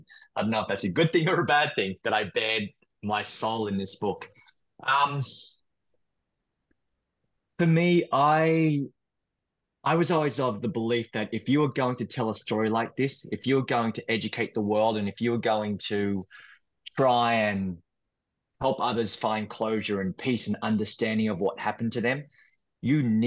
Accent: Queanbeyan, New South Wales, Australia; moved away as an adult; now in New York, United States; I'm Australian. I grew up in Australia. I now live in New York. I've been here for the past 15 years, but I grew up in a small town called Queanbeyan, and Queanbeyan is just outside of Canberra.

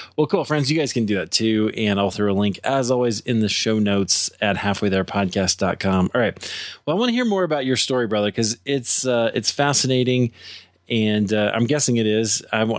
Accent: Iowa, United States; at least I grew up in Iowa, right? So middle of the country

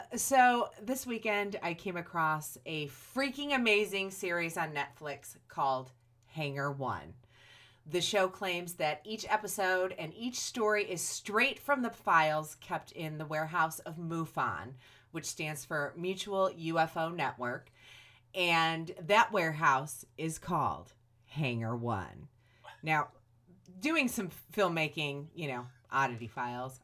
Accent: Griffith, Indiana, United States; I grew up in Griffith

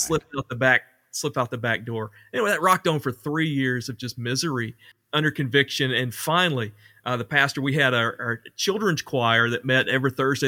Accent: Ashley, Arkansas, United States; also born or lived in Conway, Arkansas / Mount Vernon, Arkansas; went back to Ashley on my hometown

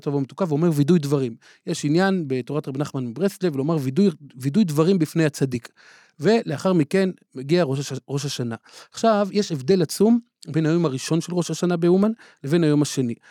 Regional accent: Jerusalem, Jerusalem District, Israel; בילדותי אה, התגוררתי בסמיכות אליו בבתי הונגרין

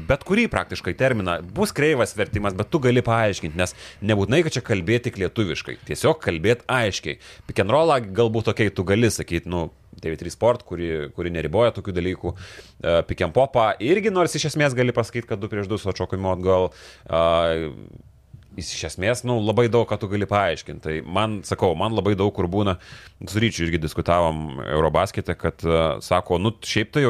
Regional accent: Lithuania; Mes, lietuviai

